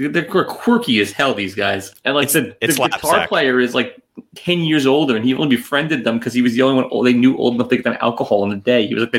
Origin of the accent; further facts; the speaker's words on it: New York City, New York, United States; I'm from born and raised in Manhattan. I'm urban.